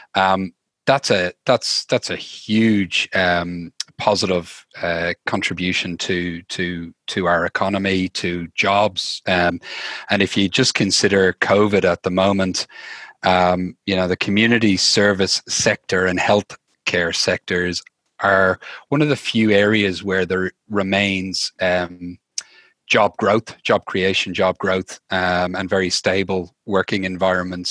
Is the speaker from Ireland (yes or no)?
yes; Dublin, Leinster, Ireland; moved away as an adult; now in Australia; I'm from Dublin, uh, Ireland originally.